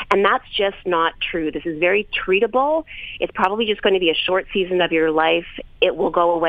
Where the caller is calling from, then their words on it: New York, United States; Hi, Lisa. I'm 29 from New York